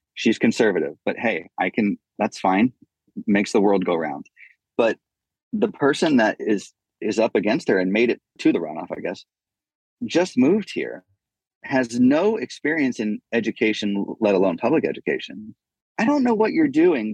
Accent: United States; I love being an American

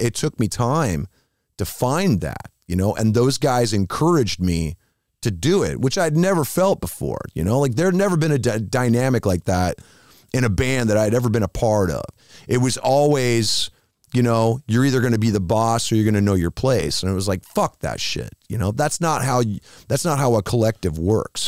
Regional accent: Iowa, United States; moved away; I'm from Iowa

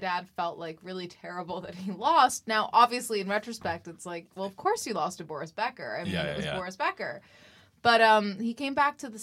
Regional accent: England, United Kingdom; also born or lived in New York City; now in United States; I grew up in England and it was super white and British and nobody could pronounce my name

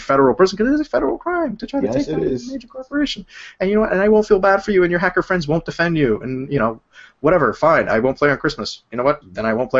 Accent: New York, United States; I'm from New York.

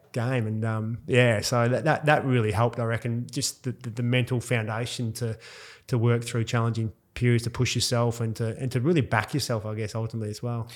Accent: Perth, Western Australia, Australia; born or raised there; moved away; also born or lived in Mount Isa

